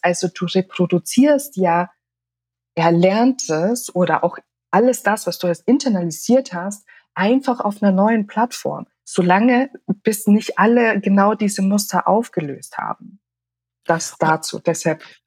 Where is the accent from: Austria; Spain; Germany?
Austria; ich bin ja in Österreich aufgewachsen